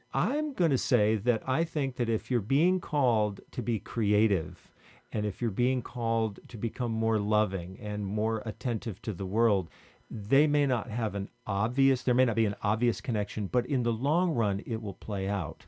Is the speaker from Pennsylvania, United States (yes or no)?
no; Vermont, United States; when I was in high school growing up in Vermont